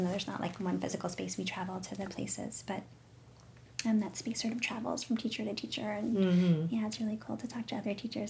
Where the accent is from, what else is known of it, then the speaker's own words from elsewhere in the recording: Fishkill, New York, United States; moved away; also born or lived in Boston; I grew up mostly in New York, not New York City, like the Hudson Valley region of New York, a little town called Fishkill